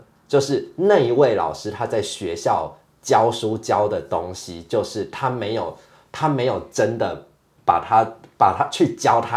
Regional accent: Taiwan; 我从小在台湾长大

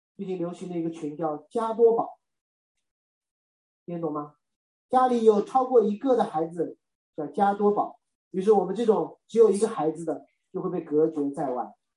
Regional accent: China; 我是中国人

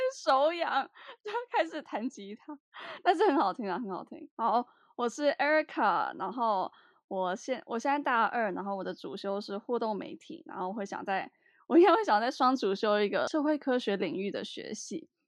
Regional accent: Taiwan; 我们是三个来自台湾的大学生，然后我们都在纽约大学阿布达比分校读书

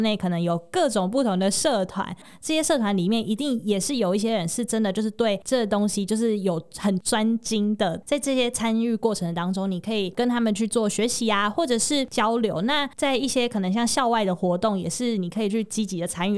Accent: Tainan, Taiwan; moved away as an adult; now in Hsinchu, Taiwan; 因为我是台南人嘛

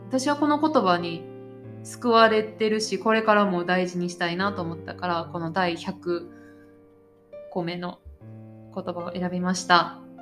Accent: Japan; 日本の社会は特にこの人からどう思われるとか人にどう見られるっていうのをすごく意識する社会やから、その中でずっと生まれ育ってきて

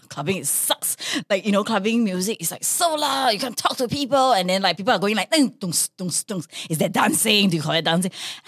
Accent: United Kingdom; now in Singapore; Yeah, and because I'm from Britain, the Great Britain, so, you know, like, I'm such a scone snob.

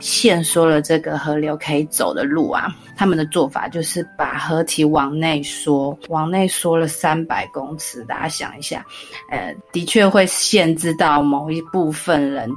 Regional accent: Taiwan; 我们台湾这边

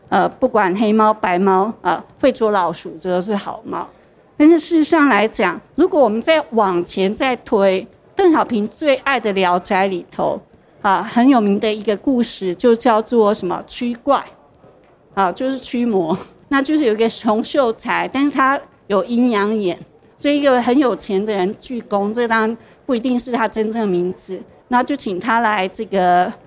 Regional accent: Taichung, Taiwan; 因为我是台中人嘛

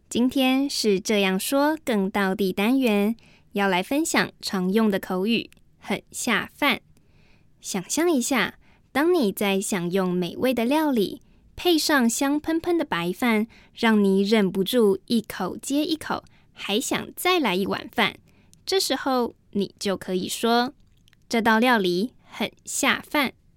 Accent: Taiwan; first language Mandarin Chinese; 我是来自台湾的

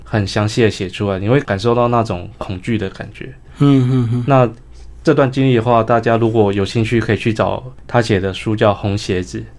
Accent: Hsinchu, Taiwan; 因为我是新竹人，其实我也小时候也不生长在台南。

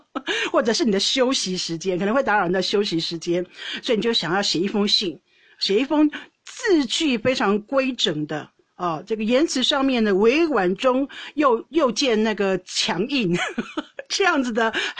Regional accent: China; 所以一旦我说中国人叫骄傲，我就会说历史文化，我们五千年的文化。

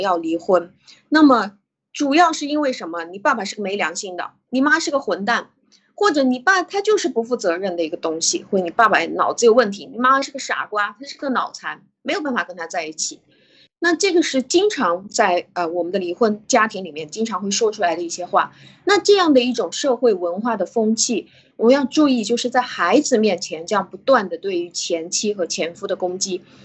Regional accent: China; 我们中国人的习惯

